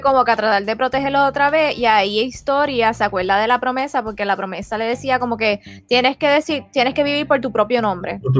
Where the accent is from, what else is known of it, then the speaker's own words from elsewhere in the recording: Puerto Rico; como buena puertorriqueña